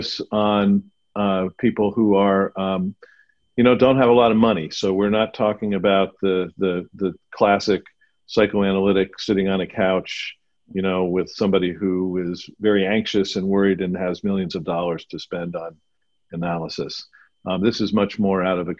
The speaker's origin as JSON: {"language": "English", "town": "Pittsburgh", "region": "Pennsylvania", "country": "United States", "tie": "born or raised there", "moved": "as an adult", "said": "I grew up here in Pittsburgh left for 30 years and came back"}